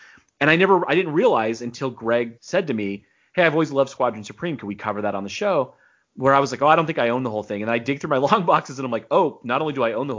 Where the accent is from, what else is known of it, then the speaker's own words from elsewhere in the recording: east of Los Angeles, California, United States; now in Arizona, United States; Like most people in Arizona, I was born in California. So I was born in east of LA. I was literally born right on the fault line.